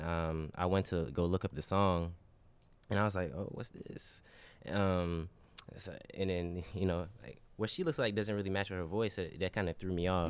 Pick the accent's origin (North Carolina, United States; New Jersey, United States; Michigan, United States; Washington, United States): North Carolina, United States; Charlotte; I'm from Charlotte